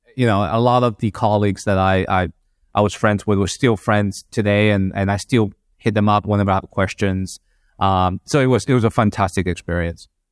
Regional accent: Madrid, Community of Madrid, Spain; moved away as an adult; now in United States; I'm Chinese in terms of my nationality, but, um, grew up in Madrid

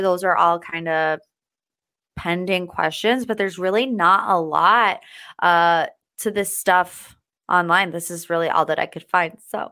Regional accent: United States; I, as an American

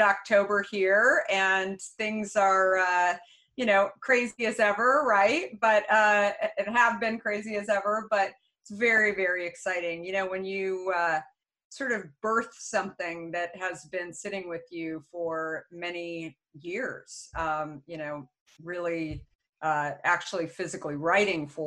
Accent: Phoenix, Arizona, United States; also born or lived in Minneapolis, Minnesota / Tempe, Arizona; I grew up actually in Phoenix, Scottsdale.

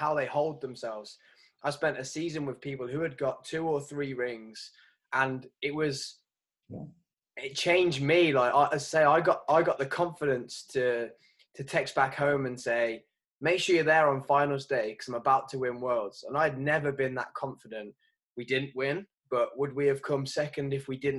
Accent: England, United Kingdom; as English

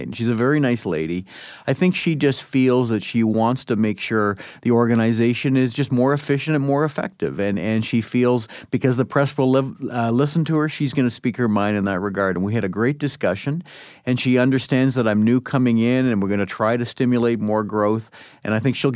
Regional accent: Canada

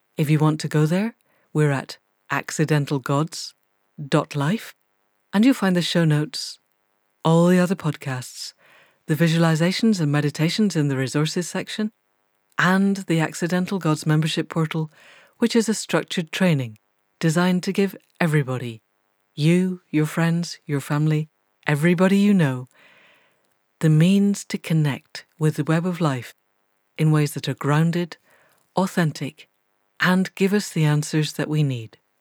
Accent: Scotland, United Kingdom; I grew up in Scotland

